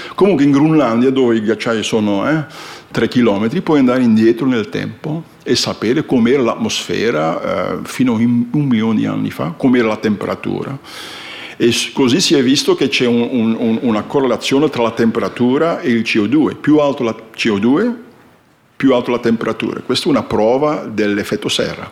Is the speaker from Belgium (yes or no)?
yes; Flanders, Belgium; Italian is a second language; moved away as an adult; also born or lived in northern Italy; now in Italy; sono fiammingo, sono belga e sono arrivato qui, eh, nord dell'Italia vent'anni fa, più di vent'anni fa. Quindi un po' di italiano parlo